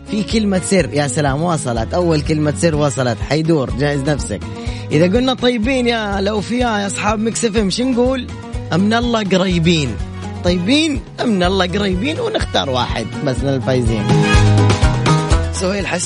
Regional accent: Sanaa, Amanat Al Asimah, Yemen; now in Jeddah, Saudi Arabia; من اليمن من عدن لا من صنعاء العاصمه

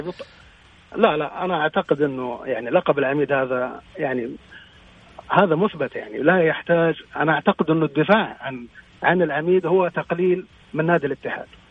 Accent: Jeddah, Makkah Province, Saudi Arabia; moved away as an adult; أنا من جدة أصلاً، ولكن انتقلت العملي من سبع سنوات

